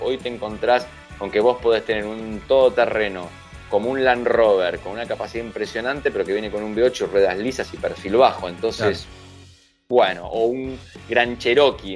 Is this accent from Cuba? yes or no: no; Argentina